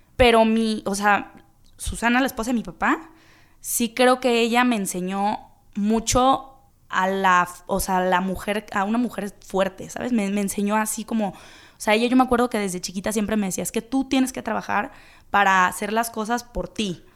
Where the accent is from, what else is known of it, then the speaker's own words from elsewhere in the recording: Guadalajara, Jalisco, Mexico; soy de Guadalajara, soy de aquí, llevo toda la vida, toda la vida viviendo aquí